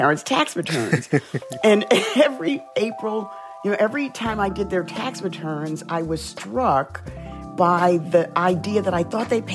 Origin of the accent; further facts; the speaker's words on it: New York City, New York, United States; growing up in the South Bronx, I dealt with racism a lot.